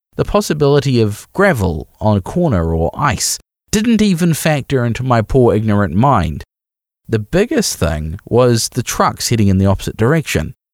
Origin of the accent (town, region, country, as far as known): New Zealand